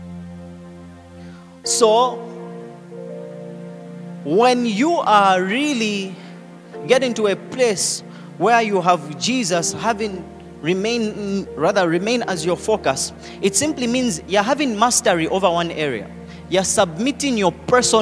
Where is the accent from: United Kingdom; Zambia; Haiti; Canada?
Zambia; accent: Zambian; now in Lusaka, Zambia; I tried to change my accent, but no. Zambianized